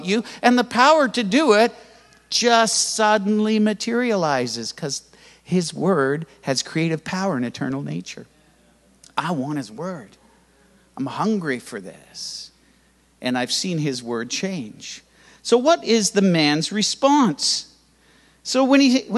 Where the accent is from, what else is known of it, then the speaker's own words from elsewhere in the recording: Canada; I was born in Canada and raised in Canada in church where you had to be quiet